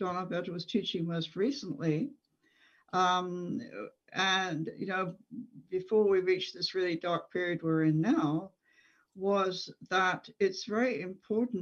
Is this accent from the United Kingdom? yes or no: yes; England, United Kingdom; moved away as an adult; as a child growing up in England